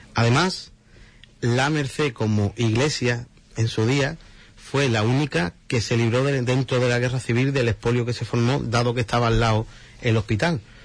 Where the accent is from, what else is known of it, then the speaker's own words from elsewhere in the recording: Huelva, Andalusia, Spain; somos tres músicos de Huelva